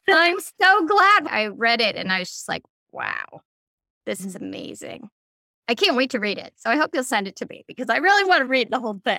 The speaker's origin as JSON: {"language": "English", "town": "Chicago", "region": "Illinois", "country": "United States", "said": "I'm from Chicago"}